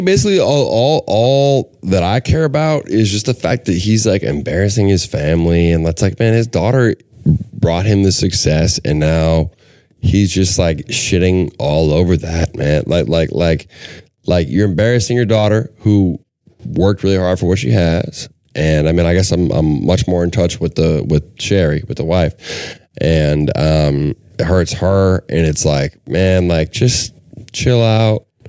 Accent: Minnesota, United States; I'm from Minnesota

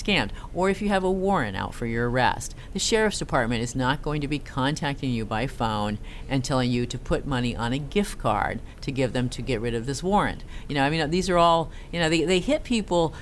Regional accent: Castro Valley, California, United States; born or raised there; moved away; also born or lived in Norway

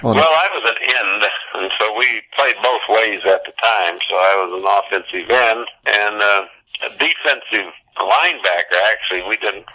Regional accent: Crystal City, Missouri, United States; I'm from Crystal City, Missouri, which is a very small town down along the Mississippi River south of St. Louis.

